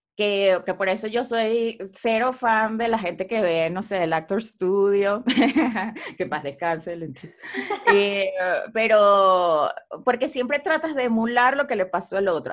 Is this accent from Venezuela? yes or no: yes; Venezuela; moved away as an adult; also born or lived in Buenos Aires, Argentina; now in Mexico; Cuando me fui de Venezuela a estudiar a Buenos Aires